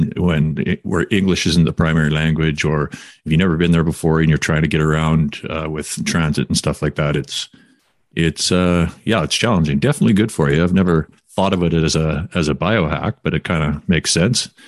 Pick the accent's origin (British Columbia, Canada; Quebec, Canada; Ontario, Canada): British Columbia, Canada; Quesnel; also born or lived in Kamloops; now in Vancouver, Canada; I'm from Quinnell, and when I grew up, nobody, you didn't ever see anyone jogging